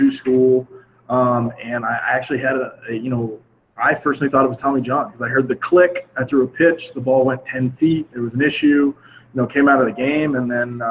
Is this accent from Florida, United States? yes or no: yes; Northwest Florida, United States; moved away as an adult; now in San Diego, United States; I grew up in Northwest Florida